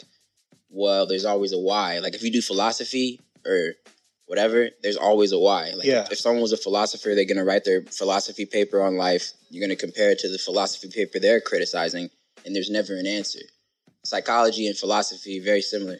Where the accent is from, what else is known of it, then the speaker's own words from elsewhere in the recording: California, United States; I'm from Cali